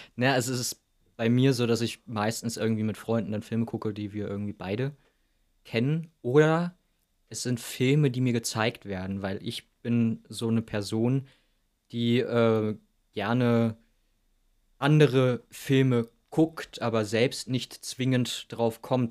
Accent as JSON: {"language": "German", "town": "Wilhelmshaven", "region": "Lower Saxony", "country": "Germany", "tie": "born or raised there", "said": "ich bin ja in Wilhelmshaven an der Nordsee aufgewachsen"}